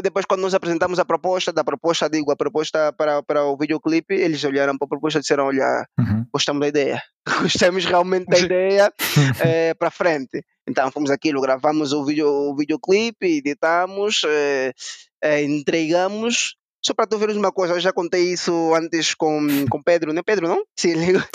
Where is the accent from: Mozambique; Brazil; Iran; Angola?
Angola; moved away as an adult; now in Portugal; nós somos angolanos